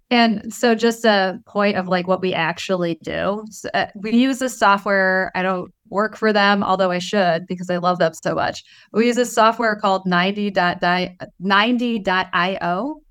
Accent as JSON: {"language": "English", "town": "Detroit", "region": "Michigan", "country": "United States", "said": "I'm from Detroit, so we're, like, a little rough, you know, over there"}